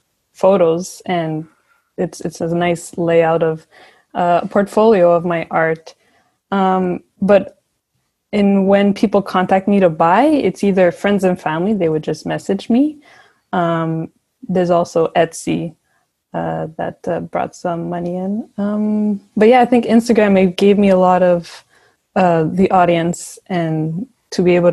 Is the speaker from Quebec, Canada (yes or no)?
yes; Montreal, Quebec, Canada; I was born and raised in Montreal